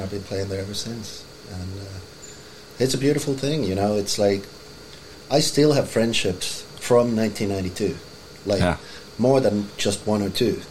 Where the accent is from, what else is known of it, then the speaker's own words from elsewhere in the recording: Helsinki, Uusimaa, Finland; moved away as an adult; now in Los Angeles, United States; grew up in Finland. I'm from Helsinki, Finland, uh, from Nullipura